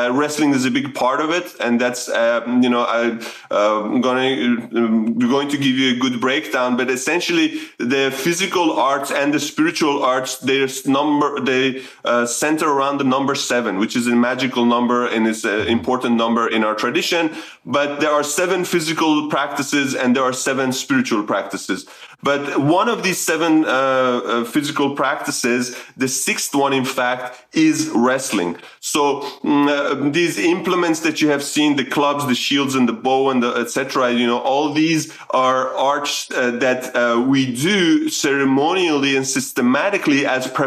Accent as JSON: {"language": "English", "country": "Sweden", "tie": "born or raised there", "also_born_or_lived": "Iran", "moved": "as an adult", "lives_now": "Australia", "said": "I was born in Iran, migrated to Sweden at a very young age, 8. There was because of the Iran-Iraq war at the time, my family migrated to Sweden, and that's where I grew up"}